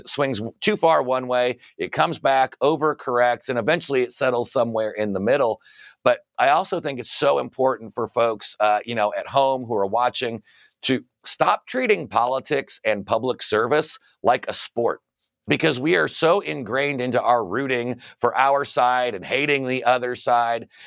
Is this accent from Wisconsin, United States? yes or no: no; Fort Wayne, Indiana, United States; there was a public high school in my hometown of Fort Wayne, Indiana